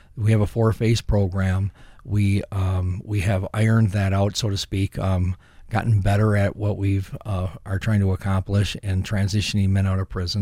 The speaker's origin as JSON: {"language": "English", "town": "Saint Paul", "region": "Minnesota", "country": "United States", "tie": "born or raised there", "said": "I grew up in Saint Paul on the west side"}